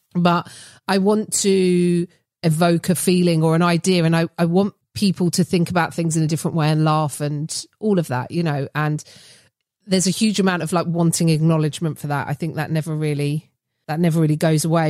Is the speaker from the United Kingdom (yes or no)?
yes; United Kingdom